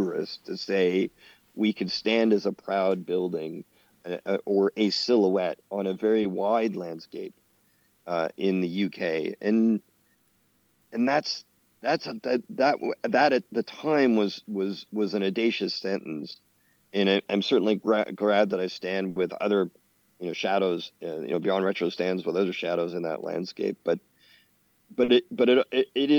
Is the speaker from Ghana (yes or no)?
no; Canada; in Canada, being a Canadian